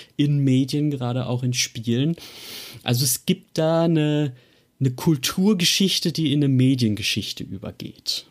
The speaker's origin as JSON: {"language": "German", "country": "Germany", "said": "wir Deutschen sehen unseren eigenen Akzent enorm kritisch im Englischen"}